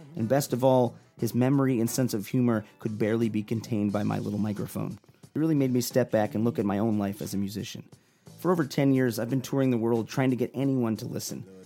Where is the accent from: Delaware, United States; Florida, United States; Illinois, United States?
Illinois, United States; Chicago; I'm from Chicago